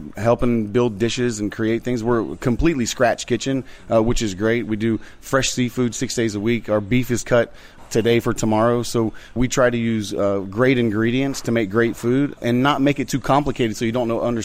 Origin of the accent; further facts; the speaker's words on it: Florida, United States; I'm from Florida originally